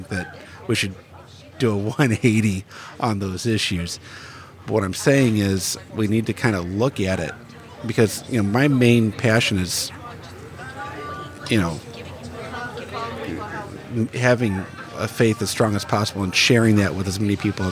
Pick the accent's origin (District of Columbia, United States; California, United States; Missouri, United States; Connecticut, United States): Missouri, United States; Bridgeton; I grew up in Bridgeton, 10, 15 minutes away from Ferguson